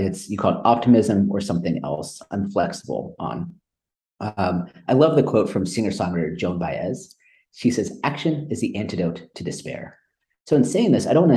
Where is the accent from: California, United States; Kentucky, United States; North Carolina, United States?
California, United States; Silicon Valley Bay Area; also born or lived in India; I grew up in Silicon Valley Bay Area.